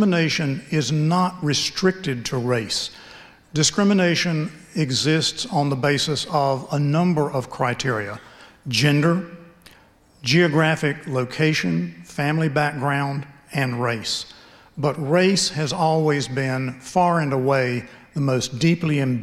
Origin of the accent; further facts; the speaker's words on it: Greensboro, North Carolina, United States; I am from Greensboro. I grew up in Greensboro.